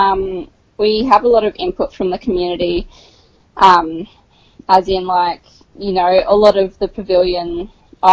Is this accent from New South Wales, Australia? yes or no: yes; Peak Hill, New South Wales, Australia; also born or lived in Dubbo; I'm originally from Peak Hill. I've grown up since I was about 5 or 6 there. That's where I've been pretty much my entire life.